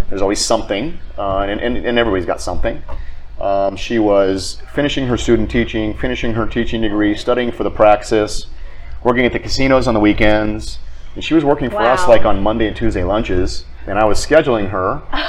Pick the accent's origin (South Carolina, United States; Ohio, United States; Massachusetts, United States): Ohio, United States; Akron; moved away as an adult; also born or lived in New England; I grew up in Akron, Ohio.